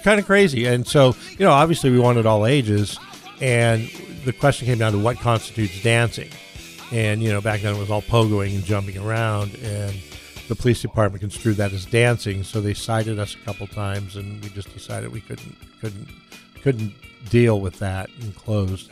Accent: Barstow, California, United States; moved away as an adult; also born or lived in Los Angeles, California; now in San Diego, United States; My sisters and I have two sisters. We moved with my mom to Barstow.

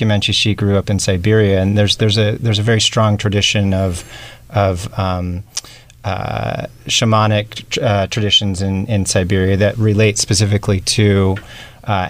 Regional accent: Utah, United States; moved away; I'm actually from Utah

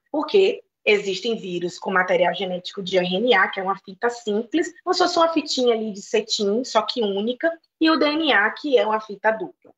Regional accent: Bahia, Brazil; na Bahia, de onde eu venho, existe uma unidade da Fiocruz

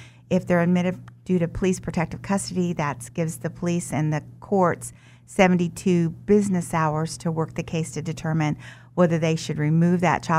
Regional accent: Wichita, Kansas, United States; also born or lived in Omaha, Nebraska; I was born in Omaha, Nebraska, but raised here in Wichita.

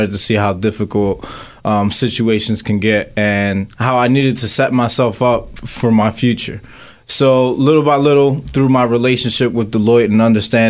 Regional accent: Philadelphia, Pennsylvania, United States; I grew up here in Philadelphia

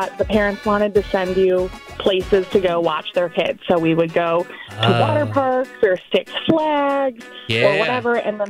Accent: Evanston, Illinois, United States; now in Chicago, United States; I was born and raised in Evanston.

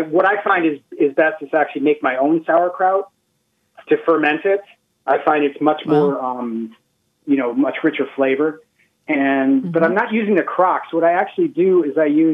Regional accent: Cleveland, Ohio, United States; now in Baltimore, United States; I am originally from Cleveland, Ohio

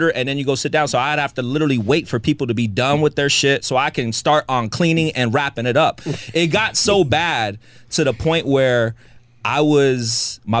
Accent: Antelope Valley, California, United States; I grew up in the Antelope Valley

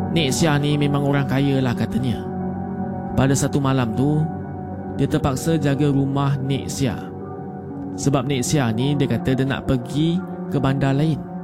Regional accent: Malacca, Malaysia; saya ni orang Melaka

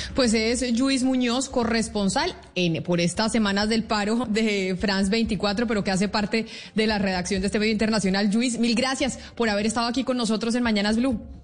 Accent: Colombia

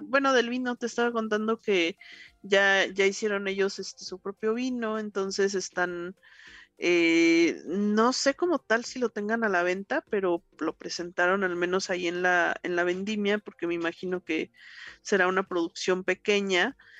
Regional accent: Mexico City, Mexico; los que somos acá chilangos

